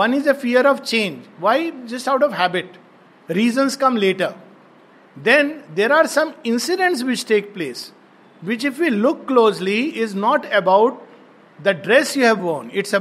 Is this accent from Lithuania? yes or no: no; India; I'm an Indian